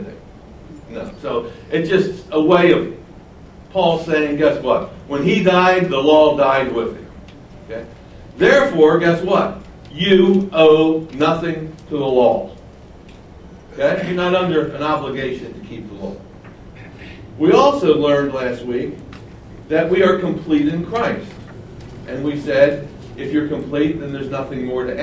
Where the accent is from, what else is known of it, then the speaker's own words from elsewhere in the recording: Baltimore, Maryland, United States; I grew up in Baltimore as a child